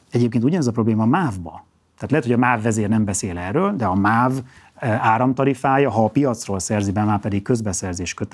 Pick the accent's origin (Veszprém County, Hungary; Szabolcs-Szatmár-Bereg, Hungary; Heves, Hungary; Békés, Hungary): Szabolcs-Szatmár-Bereg, Hungary; Kisvárda; born there; földiek vagyunk a, a Miklóssal, én is Kisvárdán születtem